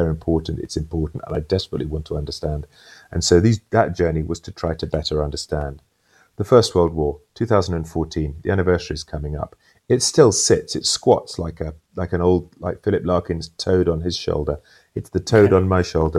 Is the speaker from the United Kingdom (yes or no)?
yes; United Kingdom; as a British person